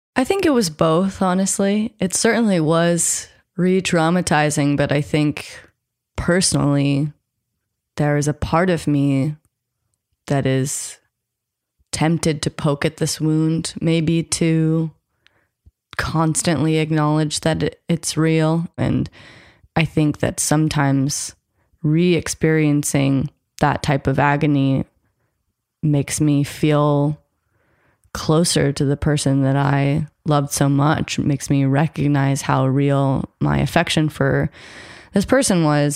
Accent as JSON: {"language": "English", "country": "United States", "tie": "born or raised there", "said": "I grew up American, I'm half white"}